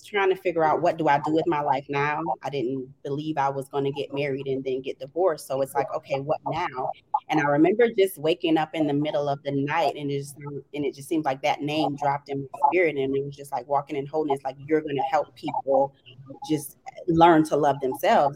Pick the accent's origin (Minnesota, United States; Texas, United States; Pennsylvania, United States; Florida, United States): Florida, United States; Jacksonville; moved away as an adult; now in Washington, D.C., United States; I'm originally from Jacksonville, Florida